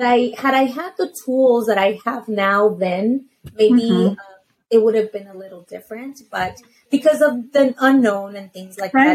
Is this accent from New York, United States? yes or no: no; Los Angeles, California, United States; I'm from Los Angeles. I was born in Los Angeles